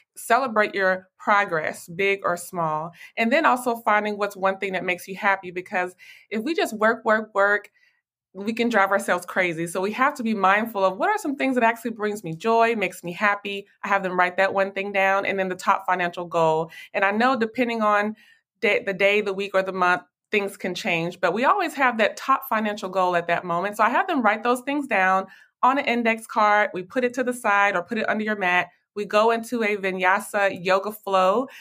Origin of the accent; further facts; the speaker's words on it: Nashville, Tennessee, United States; now in Dallas, United States; I am originally from Nashville, Tennessee, but I currently live here in Dallas, Texas.